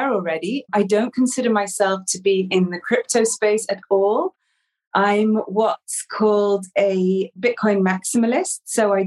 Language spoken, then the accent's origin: English; England, United Kingdom; also born or lived in Amsterdam; now in Portugal; I'm originally English, but I've not lived in England for many, many years